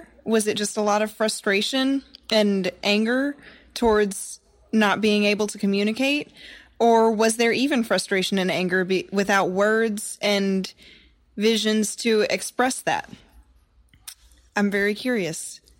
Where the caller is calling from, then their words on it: Dallas, Texas, United States; Hey, Science Mike. … from Dallas, Texas.